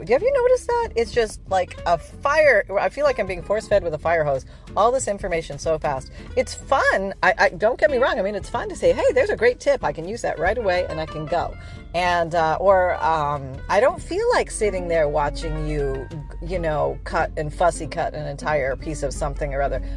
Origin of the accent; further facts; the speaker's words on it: Canada; now in Florida, United States; I'm from Canada